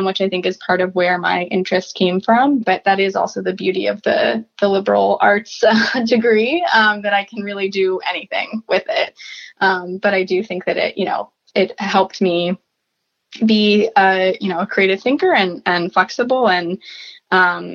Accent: Columbus, Ohio, United States; now in Washington, D.C., United States; I'm originally from Columbus, Ohio. I currently live in Washington, D.C.

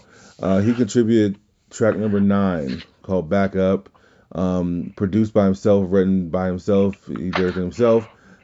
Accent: Louisiana, United States; also born or lived in Atlanta, Georgia; I'm from Louisiana

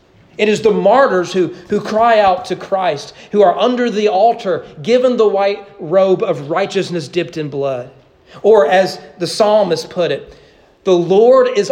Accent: United States; I grew up as American

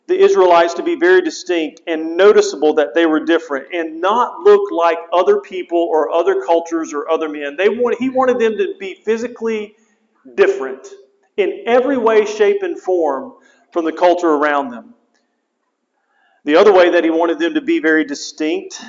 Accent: United States; I'm proud to be an American

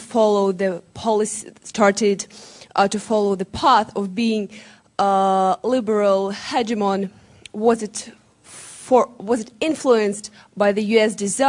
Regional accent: Russia; moved away; I'm first year IR student, and I'm from Russia.

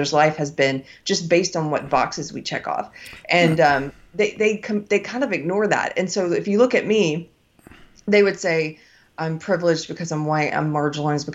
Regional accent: United States; I was born in America. I'm an American

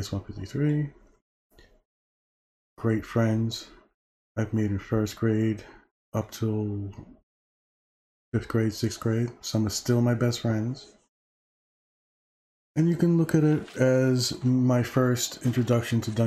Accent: New York City, New York, United States; born and raised in Brooklyn, New York, 1971

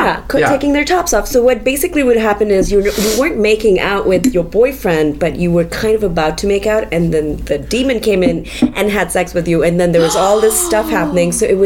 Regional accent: Islamabad, Islamabad Capital Territory, Pakistan; first language Urdu; English is a second language; moved away; also born or lived in Karachi / Rawalpindi; I grew up in Islamabad. I was born in Karachi.

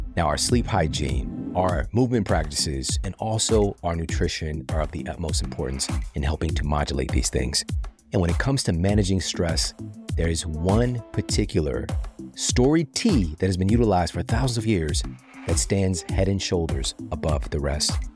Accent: Missouri, United States; now in Los Angeles, United States; I'm from Missouri, so that was, like, a staple in my reality, you know, from going to cross that bridge and go over into Illinois, and I remember, you know, part of our school field trips

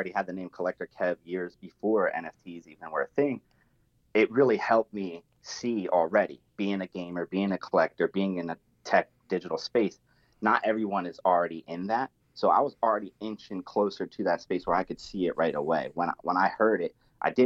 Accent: New Jersey, United States; I'm from Jersey. So I talk like a little bit different with a little bit of slang, a little bit of foul mouth

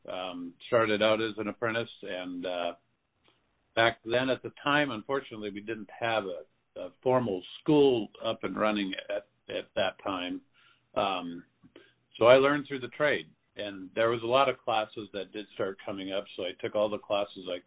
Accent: Phoenix, Arizona, United States; also born or lived in South Dakota; So I grew up in Phoenix, Arizona. I was born in South Dakota, but we moved here when I was 10 months old

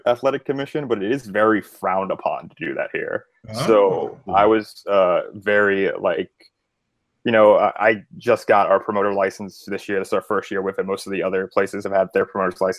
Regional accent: Springfield, Virginia, United States; I was born and raised in Springfield, so you know I'm a Nova guy

